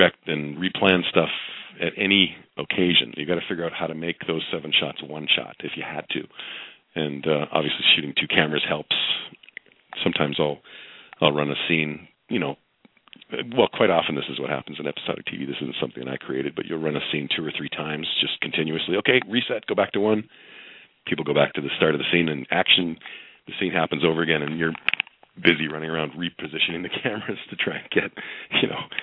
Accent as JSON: {"language": "English", "country": "Canada", "said": "I'm Canadian"}